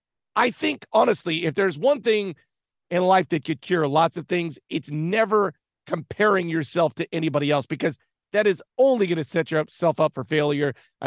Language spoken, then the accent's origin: English; United States